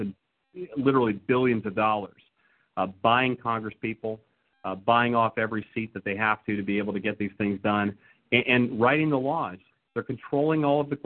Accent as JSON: {"language": "English", "region": "West Texas", "country": "United States", "tie": "born or raised there", "said": "I grew up in West Texas, Raquel. I grew up raising Rambouillet sheep"}